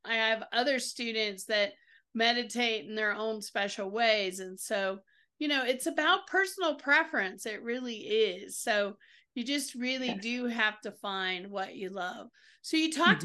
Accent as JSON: {"language": "English", "region": "the South", "country": "United States", "said": "I'm from the South"}